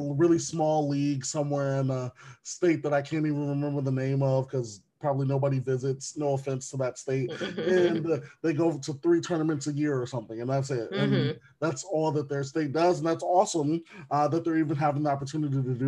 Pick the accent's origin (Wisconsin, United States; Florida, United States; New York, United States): Wisconsin, United States; Wisconsin is one of those, which is my home state